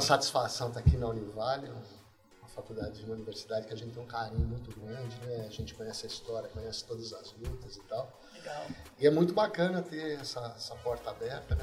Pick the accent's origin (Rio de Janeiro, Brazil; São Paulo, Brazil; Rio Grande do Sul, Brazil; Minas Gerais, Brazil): São Paulo, Brazil; moved away as an adult; now in Governador Valadares, Brazil; sou nascido em São Paulo, casado com uma valadarense